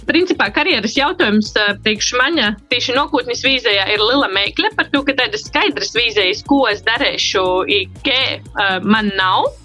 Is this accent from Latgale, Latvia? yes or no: yes; Rogovka, Latgale, Latvia; Mēs esam izauguši ar dažu kilometru atšķirību. Es esmu no Rogovas, kas ir no Ilžukolna pogosta gailumiem